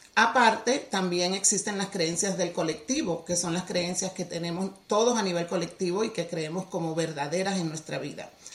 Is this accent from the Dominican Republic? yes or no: yes; Dominican Republic; Soy de la República Dominicana, original, nacida allá, criada allá